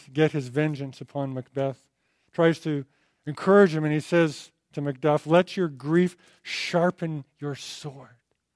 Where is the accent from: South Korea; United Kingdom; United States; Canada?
Canada; Alberta; I'm from Alberta